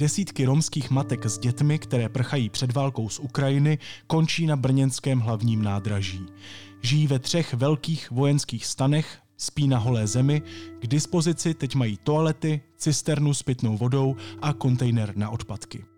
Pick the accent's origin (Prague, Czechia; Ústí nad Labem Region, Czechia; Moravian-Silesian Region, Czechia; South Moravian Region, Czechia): South Moravian Region, Czechia; Brno; my jsme oba z Brna